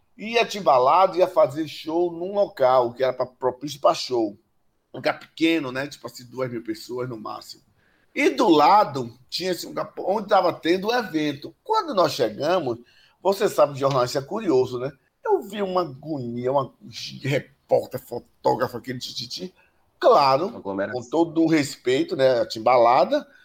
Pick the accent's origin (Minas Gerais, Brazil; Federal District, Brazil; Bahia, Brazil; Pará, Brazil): Bahia, Brazil; eu sou bem baiano